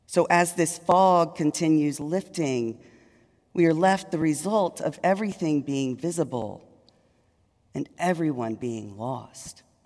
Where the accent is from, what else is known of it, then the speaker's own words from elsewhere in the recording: Longview, Texas, United States; moved away as an adult; also born or lived in Dallas, Texas; now in Richmond, United States; I was raised in East Texas